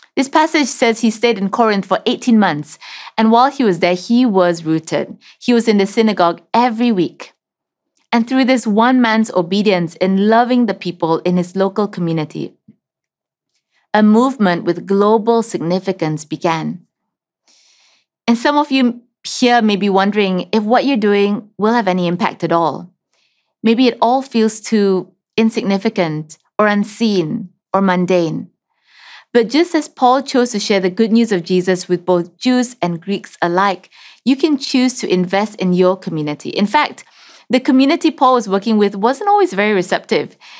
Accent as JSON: {"language": "English", "region": "Sarawak", "country": "Malaysia", "said": "I'm from Sarawak, from the Lunbang tribe that lives in the Barrio Baclalan Highlands"}